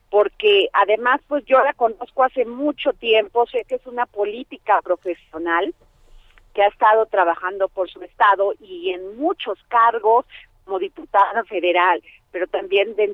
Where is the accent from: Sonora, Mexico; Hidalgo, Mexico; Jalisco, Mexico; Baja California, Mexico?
Hidalgo, Mexico; determinó mi vida y la de la propia comunidad de donde soy originaria, de una comunidad rural de la Sierra de Hidalgo. Y bueno, y también eh, cómo ha marcado mi infancia y mi origen